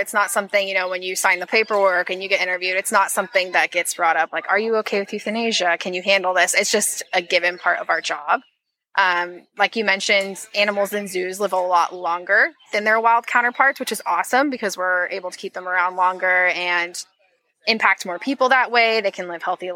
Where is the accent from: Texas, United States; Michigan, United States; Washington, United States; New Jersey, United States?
Washington, United States; Seattle; I'm from Seattle